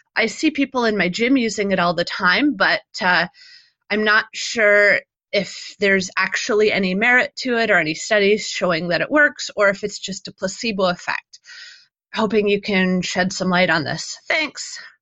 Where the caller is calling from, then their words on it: Toronto, Ontario, Canada; I'm calling from Toronto, Canada